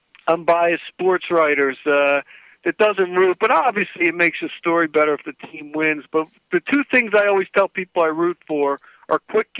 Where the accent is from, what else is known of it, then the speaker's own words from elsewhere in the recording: New Jersey, United States; I'm from South Jersey. I went to Paul the Sixth. I've lived in South Jersey my whole life.